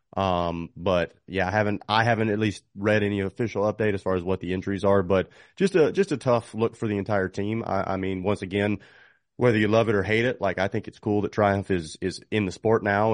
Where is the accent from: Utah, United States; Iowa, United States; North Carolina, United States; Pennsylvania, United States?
North Carolina, United States; North Carolina, not to just you know, say it because it's my home state